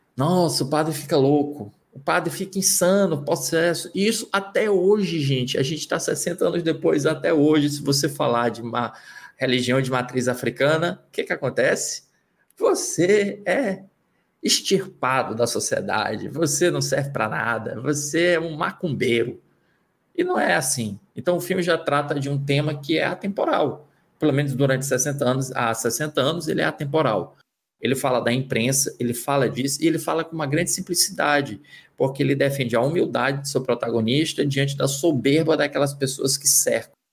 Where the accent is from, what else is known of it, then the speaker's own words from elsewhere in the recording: Northeast Region, Brazil; Eu sou do Nordeste